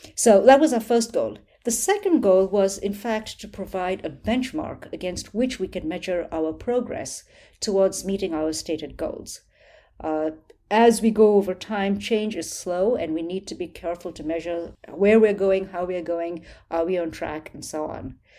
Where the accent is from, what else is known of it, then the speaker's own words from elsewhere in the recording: New Delhi, Delhi, India; I grew up in New Delhi, India